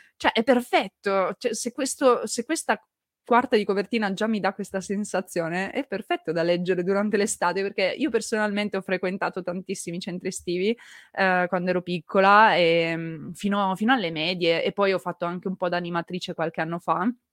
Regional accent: Turin, Piedmont, Italy; Io sono piemontese, partivo da Torino

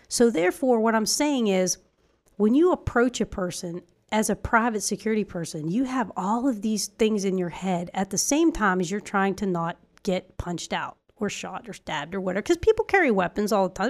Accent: Ireland; moved away; our our family out there in Ireland because we come from Ireland

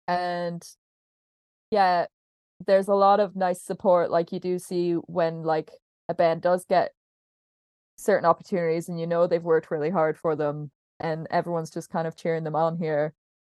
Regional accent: England, United Kingdom; also born or lived in Canada; I feel like I definitely know exactly what you mean, because I'm not actually from Belfast. I like grew up between England and Canada

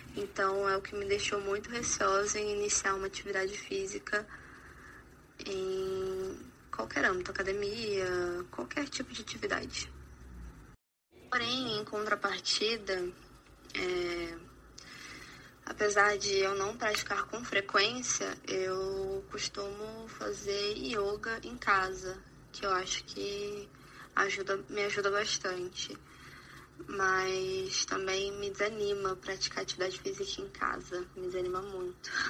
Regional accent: Rondônia, Brazil; eu sou de Rondônia

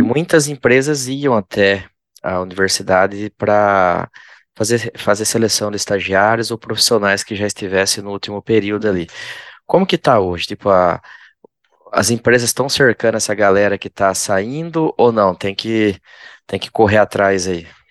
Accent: interior of São Paulo, Brazil; eu sou do interior de São Paulo também

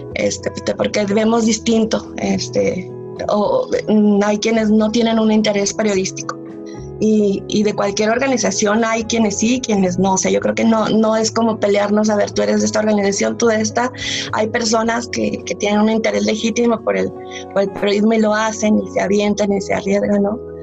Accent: Mexico; moved away; estar de nuevo acá en mi país

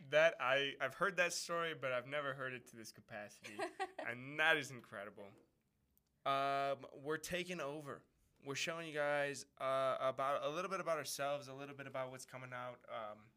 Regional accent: Wisconsin, United States; from Wisconsin.

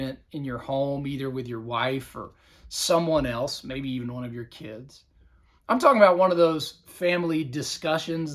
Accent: Southern Virginia, United States; now in Georgia, United States; my hometown area of Southern Virginia

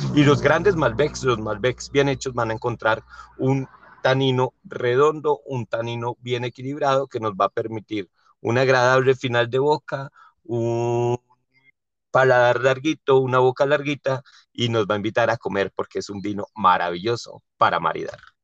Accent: Colombia; como colombiano y que me encantan los sabores de Colombia

